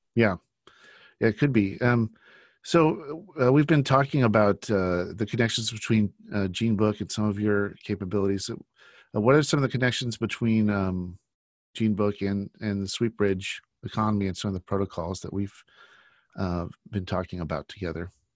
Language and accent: English; United States; growing up in the United States all my life